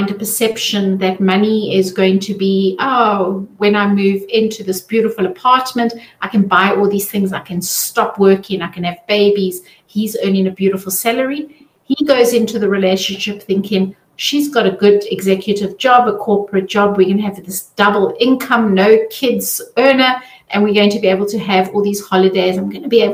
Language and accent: English; South Africa; now in Zurich, Switzerland; I'm originally from South Africa